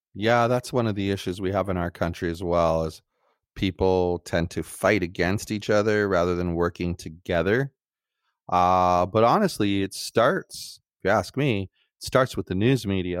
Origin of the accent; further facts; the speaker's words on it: United States; as American citizens